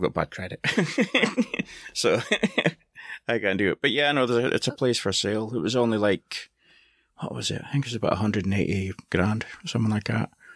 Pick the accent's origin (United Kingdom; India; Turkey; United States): United Kingdom; Scotland; I'm Scottish